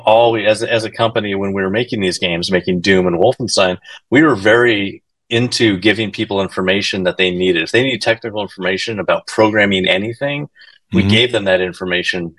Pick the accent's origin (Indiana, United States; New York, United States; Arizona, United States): Arizona, United States; I grew up Mexican in Arizona, in the barrio, and you know everyone was speaking Spanglish